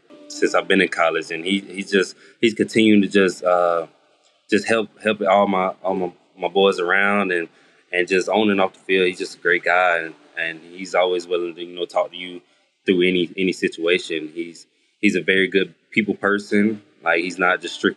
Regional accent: Greenwood, South Carolina, United States; also born or lived in Atlanta, Georgia; I'm from South Carolina, from Greenwood, South Carolina. So just being able to come back home

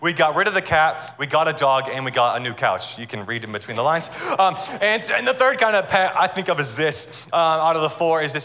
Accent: Atlanta, Georgia, United States; I am from Atlanta, Georgia, and I'm married

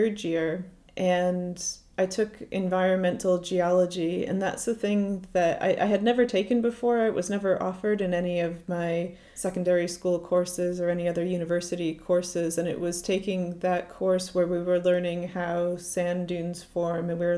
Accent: Connecticut, United States; moved away as an adult; now in Glasgow, United Kingdom; I grew up in Connecticut in the US, so the Northeast Coast

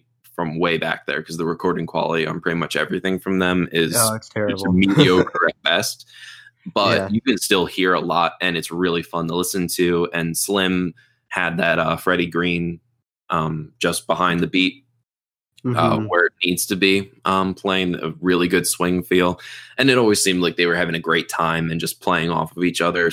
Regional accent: United States; I'm American

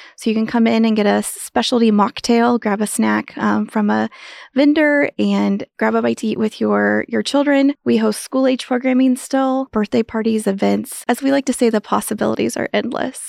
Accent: Lewis, Kansas, United States; moved away as an adult; now in Manhattan, Kansas, United States; I grew up in Western Kansas on a farm ranch

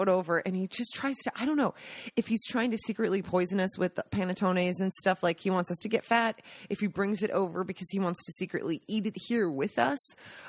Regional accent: Washington, United States; moved away as an adult; now in Italy; I grew up in Washington State

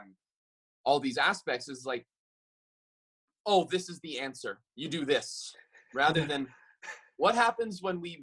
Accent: Maui, Hawaii, United States; I'm born and raised on Maui and I grew up my whole life walking barefoot on this earth

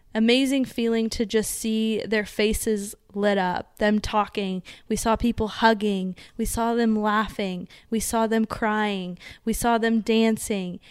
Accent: Las Vegas, Nevada, United States; we're from Vegas, too.

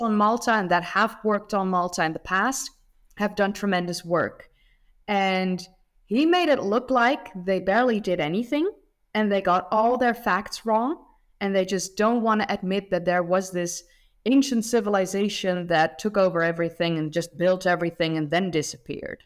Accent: Netherlands; I'm from the Netherlands

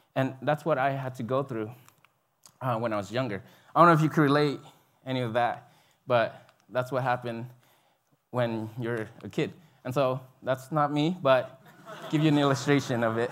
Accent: Binh Duong, Vietnam; moved away; I grew up there in South Vietnam, in a city called Bình Dương.

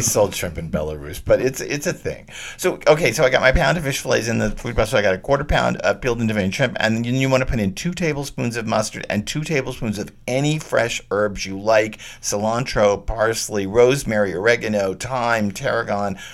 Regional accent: Texas, United States; I grew up in Texas

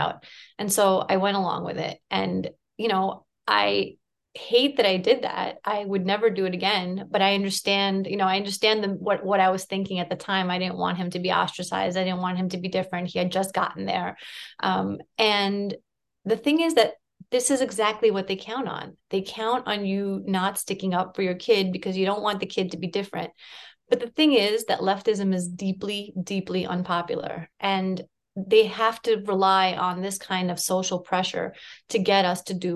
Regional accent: New York City, New York, United States; also born or lived in Soviet Union; I was born in the Soviet Union, and I came to the U.S. when I was a small child. And then I grew up in Brooklyn

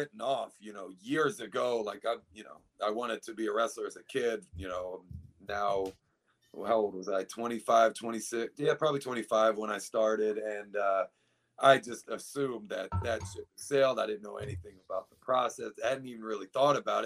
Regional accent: United States; in my home, you know, in DC, which is closest to my hometown

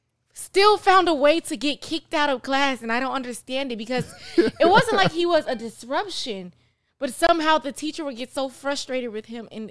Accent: Miami, Florida, United States; Well, you know what? I have no problem with you. I'm from Miami.

